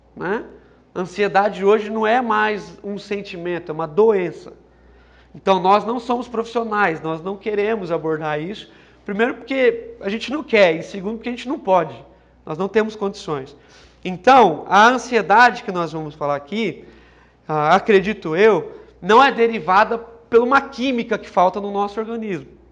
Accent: São José do Rio Preto, São Paulo, Brazil; eu sou de São José do Rio Preto

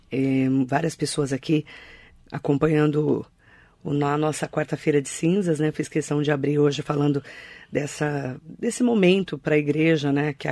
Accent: Suzano, São Paulo, Brazil; born there; Suzano é minha cidade, né? Eu nasci em Suzano, né?

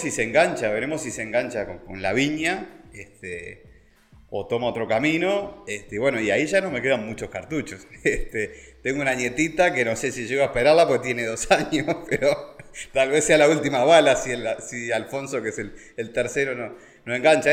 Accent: Montevideo, Uruguay; moved away as an adult; me vengo de la ciudad, fui criado en Montevideo, en Carrasco, en colegios muy buenos

